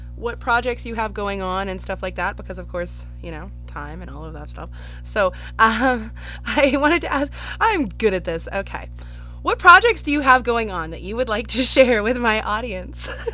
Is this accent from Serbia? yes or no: no; Canada; I'm Canadian